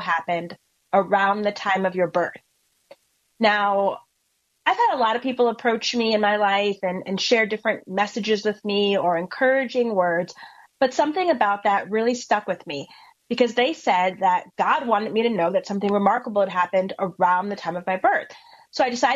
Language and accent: English; Connecticut, United States; I am from Connecticut. And growing up in Connecticut